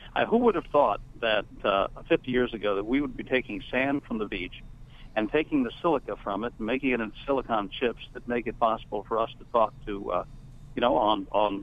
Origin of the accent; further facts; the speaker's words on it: California, United States; now in Shenandoah Valley, Virginia, United States; I'm from California, you understand, and I left in 1995 for rural Virginia